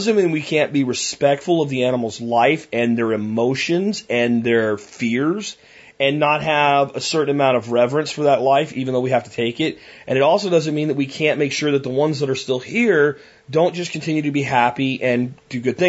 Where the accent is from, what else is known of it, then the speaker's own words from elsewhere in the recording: Jacksonville, Florida, United States; The apartment complexes where I grew up in Jacksonville all had muscovies on the ponds that were in them